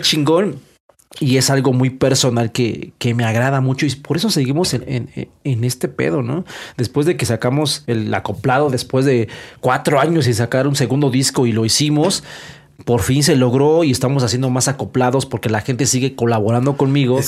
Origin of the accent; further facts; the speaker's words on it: Aragón, Mexico City, Mexico; de Aragón